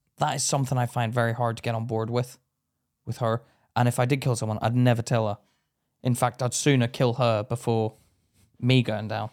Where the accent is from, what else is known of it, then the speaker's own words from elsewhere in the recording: Belfast, Northern Ireland, United Kingdom; moved away; me being in Belfast, I went back recently and I don't feel as Irish as what I did when I was a kid